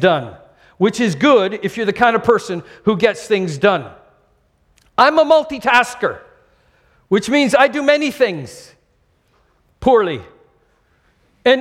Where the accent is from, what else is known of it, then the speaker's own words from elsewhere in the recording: Canada; now in Singapore; I'm Canadian